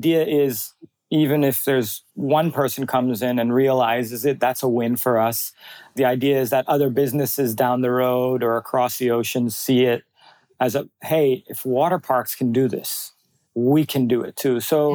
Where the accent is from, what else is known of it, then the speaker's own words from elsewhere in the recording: Bali, Indonesia; my whole growing up in Bali was nature-based